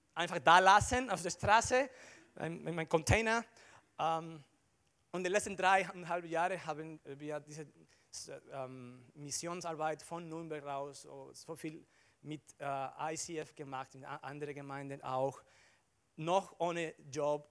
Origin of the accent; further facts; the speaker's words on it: Dominican Republic; German is a second language; moved away as an adult; also born or lived in Barcelona, Spain; now in Germany; ich komme aus der Dominikanischen Republik